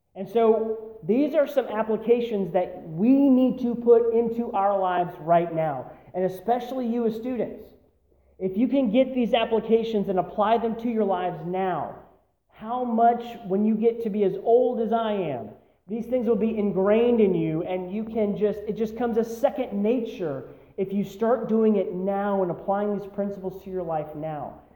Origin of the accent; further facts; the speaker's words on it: United States; we as American Christians